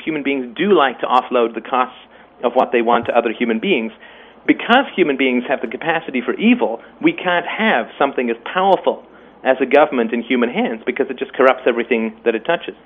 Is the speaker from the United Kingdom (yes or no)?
yes; England, United Kingdom; also born or lived in Ireland; I was born in Ireland and I grew up in England